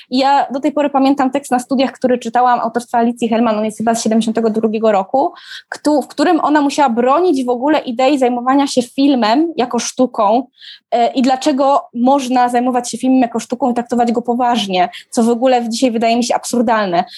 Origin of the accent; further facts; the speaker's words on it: Katowice, Silesian Voivodeship, Poland; ja się wychowałam dokładnie na tym osiedlu. Widać moje bloki w filmie